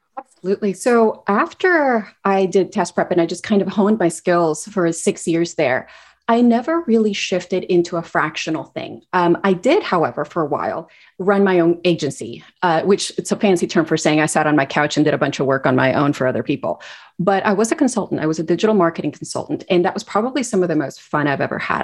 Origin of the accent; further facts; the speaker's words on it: Guatemala; moved away as an adult; also born or lived in United States; I grew up in Guatemala